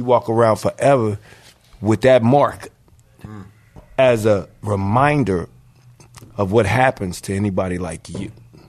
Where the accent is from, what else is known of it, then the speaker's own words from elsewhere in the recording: Philadelphia, Pennsylvania, United States; moved away; also born or lived in Los Angeles; I'm from Philly.